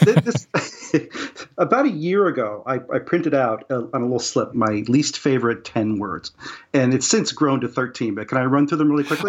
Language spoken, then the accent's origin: English; West Virginia, United States; I'm from West Virginia